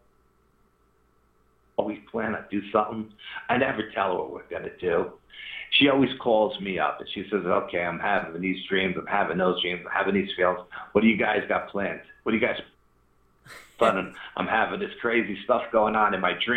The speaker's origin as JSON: {"language": "English", "region": "New York", "country": "United States", "said": "we're from New York"}